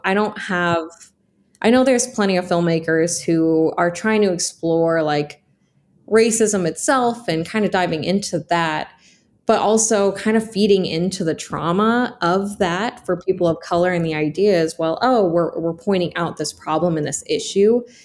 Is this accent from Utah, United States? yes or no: no; Snoqualmie, Washington, United States; moved away as an adult; also born or lived in Seattle, Washington; now in Portland, United States; I grew up in Snoqualmie, Washington, and that is a very white town